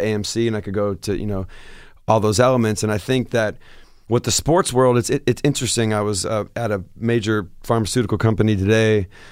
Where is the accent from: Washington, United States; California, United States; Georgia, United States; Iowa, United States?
Washington, United States; Seattle; moved away as an adult; I said, Seattle